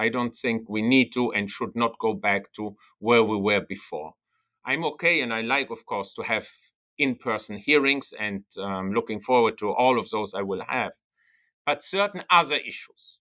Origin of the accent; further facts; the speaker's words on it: Germany; accent: German; first language German; English is a second language; moved away as an adult; also born or lived in Bologna, Italy / Netherlands; My native language is German. So I was born in Germany, even though I'm an Italian citizen. I was born in Germany and grew up in Germany for the first 19 years of my life.